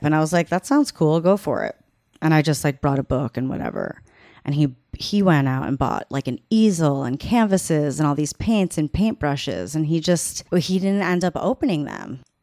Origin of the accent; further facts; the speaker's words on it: Long Island, New York, United States; I'm from Long Island